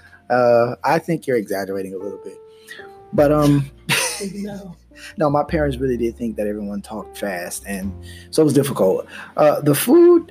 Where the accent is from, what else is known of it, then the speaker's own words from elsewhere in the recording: United States; I am Black American